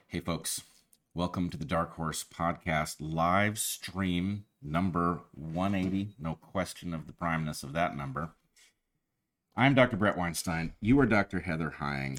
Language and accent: English; California, United States; we grew up in California